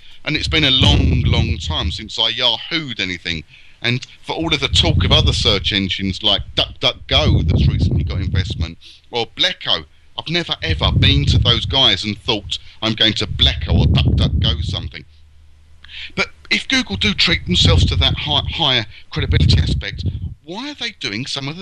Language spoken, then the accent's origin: English; United Kingdom; as a Brit